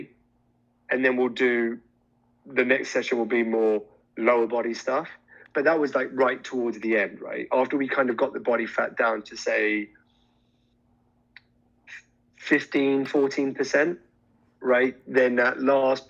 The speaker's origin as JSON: {"language": "English", "country": "India", "said": "I'm Indian"}